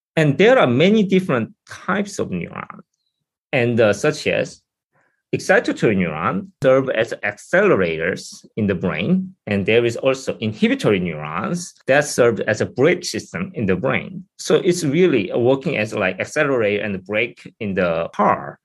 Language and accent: English; South Korea; moved away as an adult; now in United States; I'm from South Korea originally, and I went to Seoul University